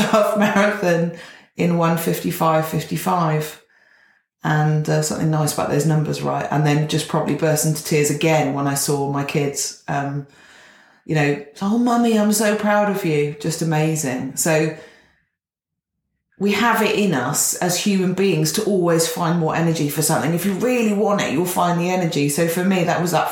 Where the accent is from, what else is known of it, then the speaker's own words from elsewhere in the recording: Gloucestershire, South West England, United Kingdom; where I grew up in Gloucestershire